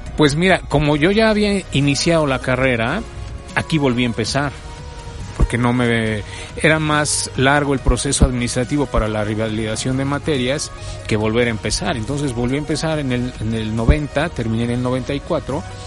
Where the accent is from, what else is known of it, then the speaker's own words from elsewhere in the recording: Mexico City, Mexico; also born or lived in Puebla; yo nací aquí en México, en la Ciudad de México, en el, en el año de 1969